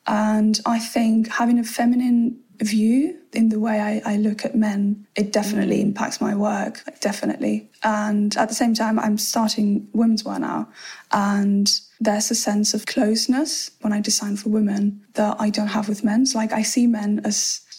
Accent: Spain; moved away as an adult; also born or lived in Madrid; now in London, United Kingdom; I used to go to Spain quite a lot. I mean, not to my hometown so often, but yeah, like to Madrid, where I lived for 6 years before coming here to London.

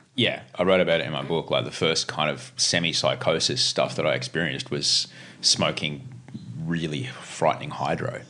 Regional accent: Brisbane, Queensland, Australia; now in Sydney, Australia; Growing up in Brisbane

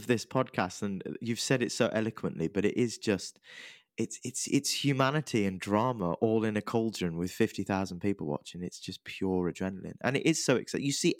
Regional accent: Birmingham, West Midlands, United Kingdom; I'm from Birmingham, West Brom.

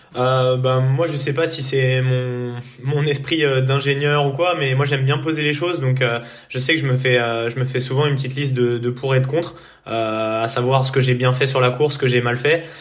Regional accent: Poissy, Île-de-France, France; je suis né à Poissy et j'ai vécu euh, euh, toute ma vie euh, à Poissy

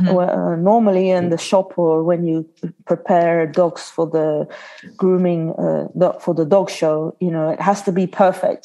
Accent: Belgium; born or raised there; English is a second language; also born or lived in Australia

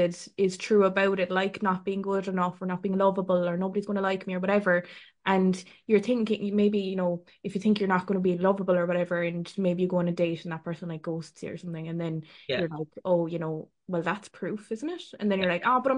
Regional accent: Ireland; we're Irish

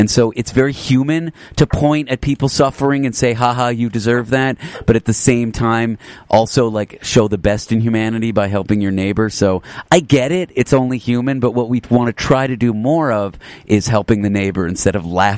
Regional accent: Canada; accent: midway between US and Canadian; I'm from Canada, actually. It's a weird vibe going on there. I'm midway between a U.S. and Canadian accent.

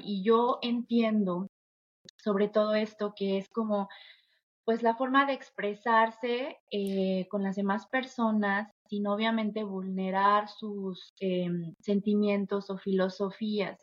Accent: Mexico; soy latina. Soy de un país que la verdad eh, es muy generoso, es muy amoroso también. Em, las personas mexicanas yo siento que siempre tendemos la mano

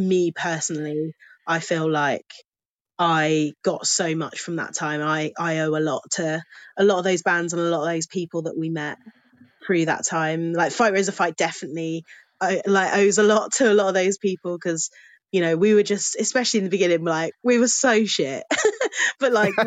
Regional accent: Milton Keynes, South East England, United Kingdom; moved away as an adult; also born or lived in Cheltenham; I grew up in Milton Keynes

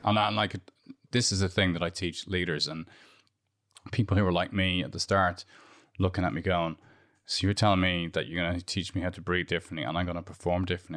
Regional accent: Dublin, Leinster, Ireland; moved away as an adult; also born or lived in London; I grew up in Santry

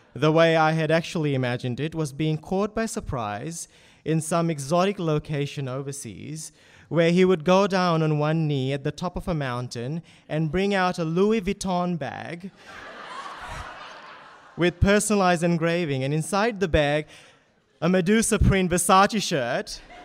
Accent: Fiji; moved away as an adult; also born or lived in Townsville, Australia / Doomadgee, Australia; now in Sydney, Australia; my childhood growing up in Fiji

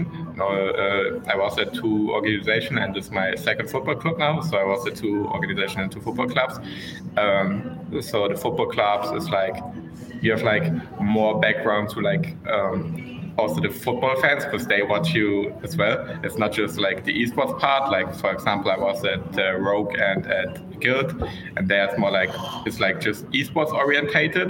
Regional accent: in the west near Dortmund, North Rhine-Westphalia, Germany; grew up in Germany in the west near Dortmund

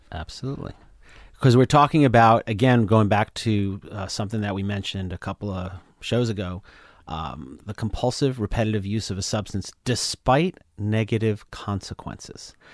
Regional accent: East Coast, United States; I'm from the East Coast

